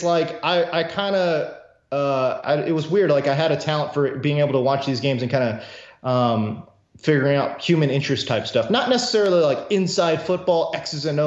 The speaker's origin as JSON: {"language": "English", "town": "Houston", "region": "Texas", "country": "United States", "tie": "born or raised there", "also_born_or_lived": "South Korea", "said": "I grew up kind of in the Houston area"}